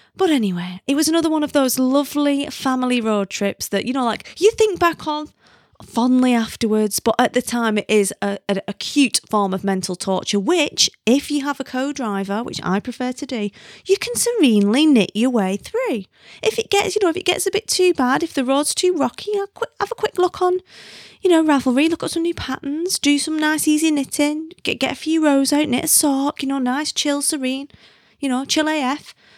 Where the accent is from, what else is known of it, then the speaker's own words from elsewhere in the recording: the North of England, United Kingdom; accent: broadest northern; in my broadest northern